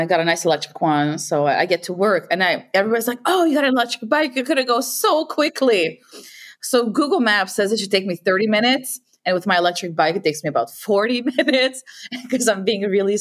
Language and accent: English; Quebec, Canada; moved away as an adult; now in Netherlands; I'm from the French part of Canada. I'm from Quebec.